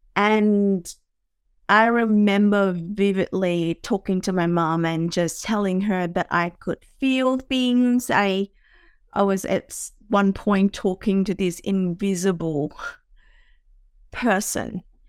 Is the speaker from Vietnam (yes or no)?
yes; Vietnam; moved away; I grew up in Vietnam